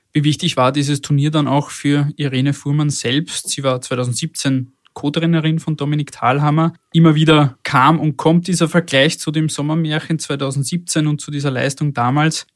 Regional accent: Austria; bei uns in Österreich

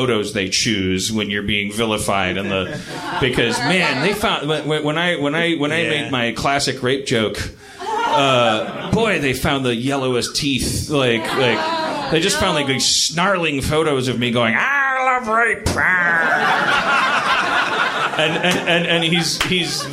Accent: United States; I'm an American

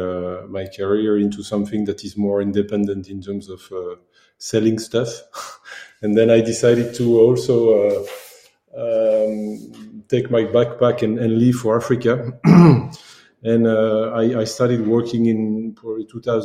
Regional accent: Belgium; also born or lived in Democratic Republic of the Congo; I came back to Belgium and did a full year of farming advising or farming works in the family farms

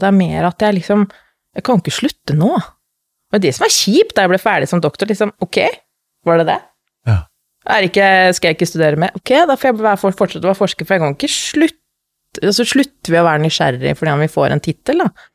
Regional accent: Lillehammer, Innlandet, Norway; moved away as an adult; also born or lived in Middle East; kommer fra Lillehammer

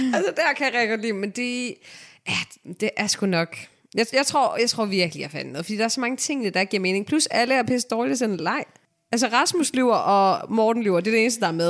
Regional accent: Denmark; Jeg er selv fra Rigskov

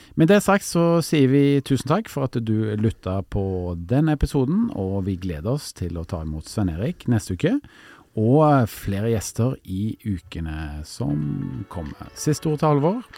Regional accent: Stavanger, Rogaland, Norway; now in Oslo, Norway; jeg kommer jo opprinnelig fra Stavanger, bor i Oslo.

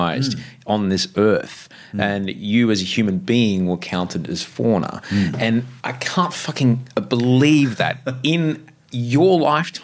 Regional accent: Queensland, Australia; growing up in Queensland

